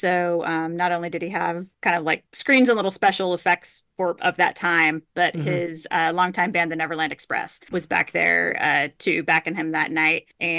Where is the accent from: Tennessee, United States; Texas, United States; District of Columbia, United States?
Texas, United States; Houston; my threshold for heat growing up in Houston is just really, my threshold for heat must have also been pretty high.